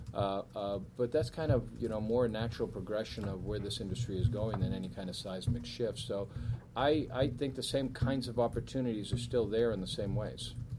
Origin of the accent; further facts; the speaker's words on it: Weymouth, Massachusetts, United States; I come from Weymouth